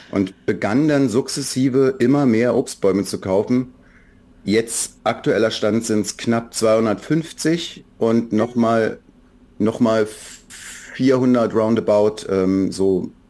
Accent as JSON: {"language": "German", "region": "Berlin", "country": "Germany", "tie": "born or raised there", "said": "Für mich als Berliner, ich bin Berliner immer gewesen, ich bin da geboren und wir hatten einen gewissen Zug zur Ostsee, auch schon zu Ostzeiten."}